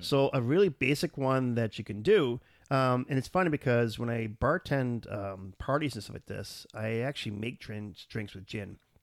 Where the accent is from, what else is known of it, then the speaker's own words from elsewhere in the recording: Canada; we're a Canadian